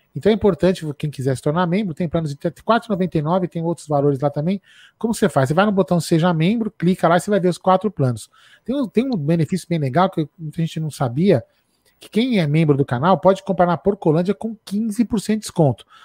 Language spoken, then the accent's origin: Portuguese; São Paulo, Brazil; also born or lived in Vila Prudente, São Paulo; Eu sou, eu sou, nascido no Bexiga, mas eu moro na Vila Prudente